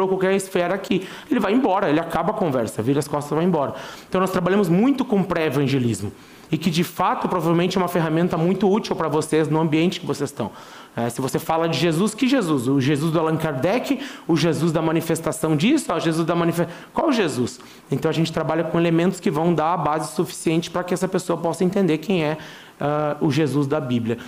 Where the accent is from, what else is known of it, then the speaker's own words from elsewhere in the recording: Rio Grande do Sul, Brazil; now in Uruguay; eu sou gaúcho